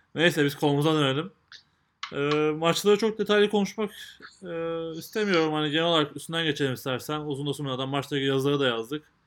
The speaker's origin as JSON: {"language": "Turkish", "country": "Turkey"}